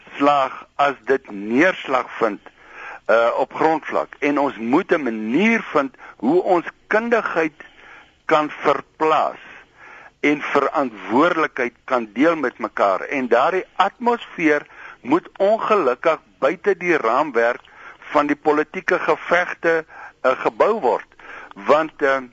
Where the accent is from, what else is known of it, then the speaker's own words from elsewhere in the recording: South Africa; ons as Suid-Afrikaners